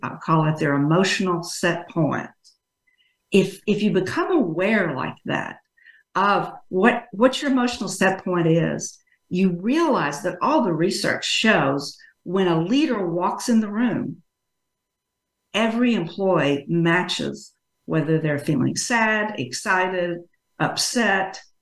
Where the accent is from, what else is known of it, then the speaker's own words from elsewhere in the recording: Texas, United States; I grew up in Texas though, so as you can tell from my speech, I'm a Texas girl. Always lived here